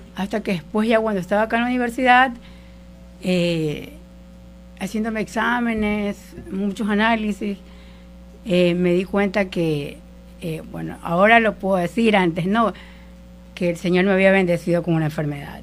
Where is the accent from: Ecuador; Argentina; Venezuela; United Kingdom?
Ecuador; El Empalme, Guayas; moved away as an adult; yo soy de, del Empalme, eh, un pueblo de la, provincia del Guayas, y me vine acá a los 18 años a estudiar la universidad